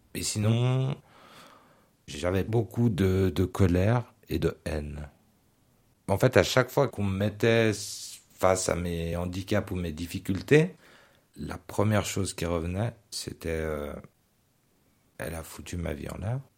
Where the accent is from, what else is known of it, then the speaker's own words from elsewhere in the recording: Geneva, Switzerland; moved away as an adult; now in Vaud, Switzerland; J'ai grandi au Lignon à Genève, mais aussi à Honnay, à Carouge, au Petit Lancy, enfin, dans tout le canton